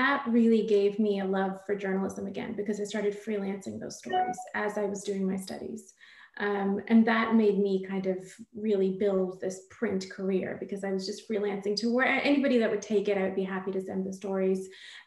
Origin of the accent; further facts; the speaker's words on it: Southern California, United States; also born or lived in India / London; I grew up in Southern California, but I was born in India